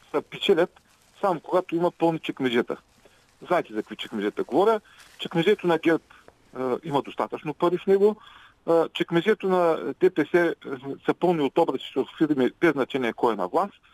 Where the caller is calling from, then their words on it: Ruse, Ruse Province, Bulgaria; Здравейте, здравейте госпожо Великова